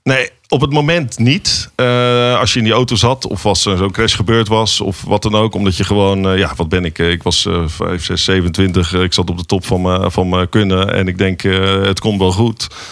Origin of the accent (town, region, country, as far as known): Netherlands